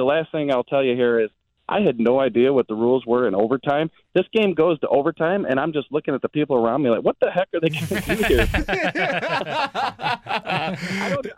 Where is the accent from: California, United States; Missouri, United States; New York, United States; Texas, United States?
Missouri, United States; Jefferson County; I'm from Jefferson County